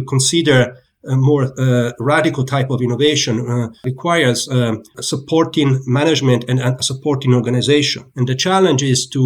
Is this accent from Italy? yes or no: yes; Italy; moved away as an adult; also born or lived in Pisa, Italy; now in United States